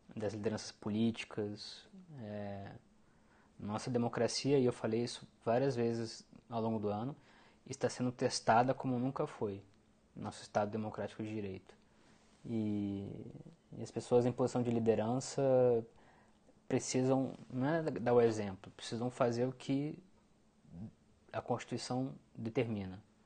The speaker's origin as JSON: {"language": "Portuguese", "country": "Brazil"}